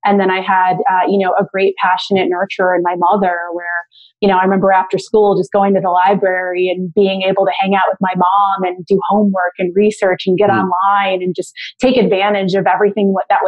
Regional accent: Tampa, Florida, United States; moved away as an adult; also born or lived in Marlton, New Jersey / Chicago; So I was born in Jersey, but I did move to Florida when I was quite young. So all of my memories of growing up as a child were in the Tampa Bay area of Florida

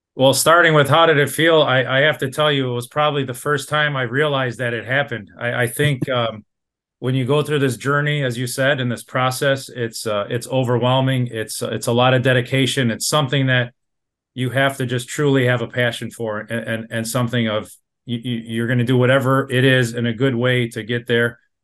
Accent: Dearborn, Michigan, United States; I'm a born and raised in Dearborn

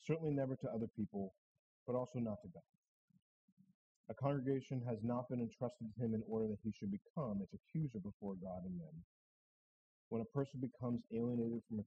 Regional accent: New Hampshire, United States; I'm from New Hampshire

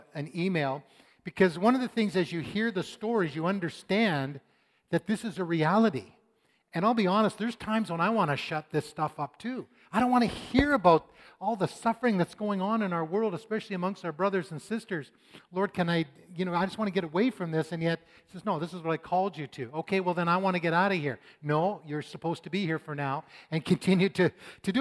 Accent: Canada; I was born in Canada.

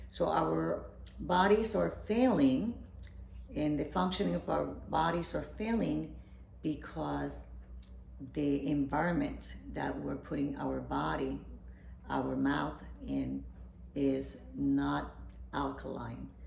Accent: Puerto Rico; I'm from Puerto Rico. So the, health, the, the diets are rich in carbohydrates and fried foods

